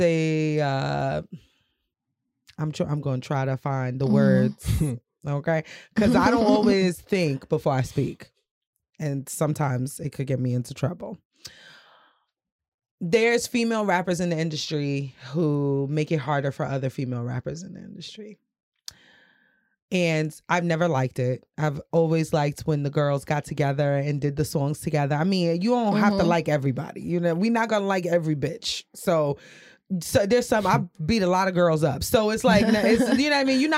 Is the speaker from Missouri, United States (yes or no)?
no; New York City, New York, United States; now in Charlotte, United States; I'm from Brooklyn